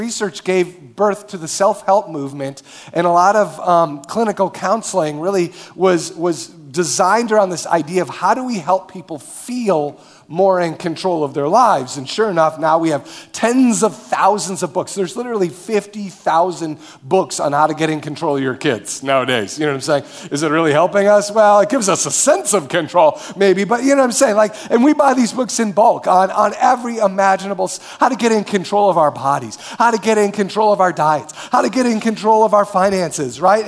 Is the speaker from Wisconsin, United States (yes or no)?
yes; Marshfield, Wisconsin, United States; moved away as an adult; now in Minneapolis, United States; I grew up in Marshfield, Wisconsin.